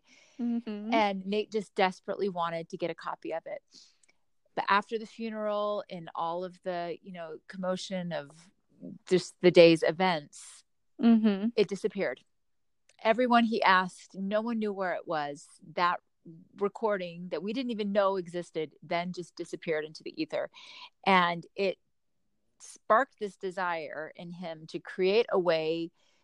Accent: Orlando, Florida, United States; now in Utah, United States; I grew up in Orlando, Florida

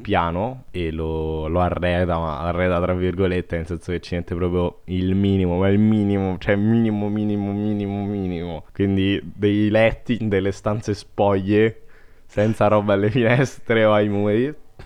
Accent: Latina, Lazio, Italy; io so di Latina

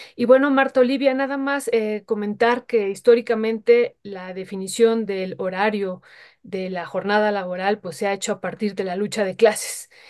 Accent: Mexico; como pueblo mexicano

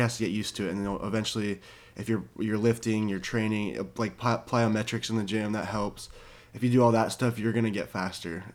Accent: Orange County, California, United States; I was born and raised in Orange County, California

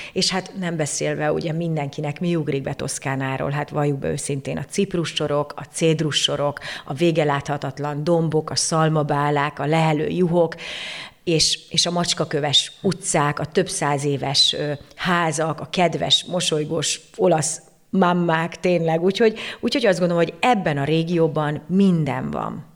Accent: Székesfehérvár, Fejér, Hungary; moved away as an adult; also born or lived in Budapest / Tuscany, Italy; Székesfehérvári vagyok, itt, itt születtem, itt, itt jártam gimnáziumban, gimnáziumban, főiskolára, tehát tulajdonképpen itt, itt töltöttem 35 évemet

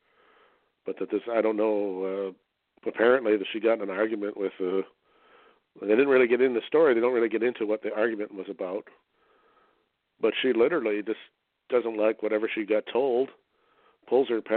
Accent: Canada; being a Canadian

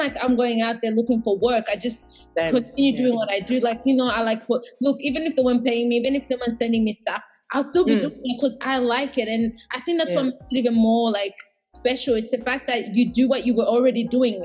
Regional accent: Australia; also born or lived in Burundi; I also identify as Australian and Burundian, because I did, like, majority of my growth has been here.

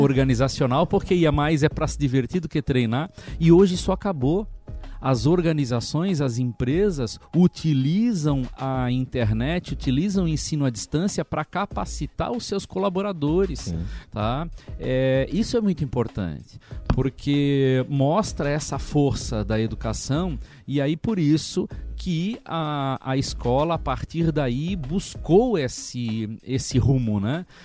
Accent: Santa Catarina, Brazil; now in Recife, Brazil; sou de Santa Catarina

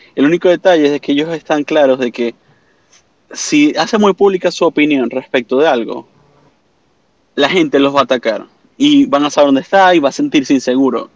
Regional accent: Venezuela; moved away as an adult; also born or lived in Canada; now in Orlando, United States; aquí en Estados Unidos, como todo venezolano, saliendo de Venezuela, fui a Canadá, regresé de Canadá a Estados Unidos y ahora me encuentro en mi paz y tranquilidad aquí en Orlando

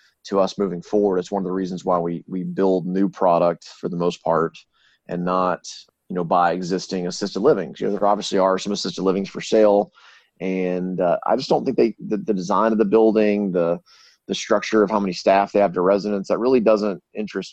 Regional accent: Shreveport, Louisiana, United States; moved away as an adult; I'm from Shreveport, Louisiana.

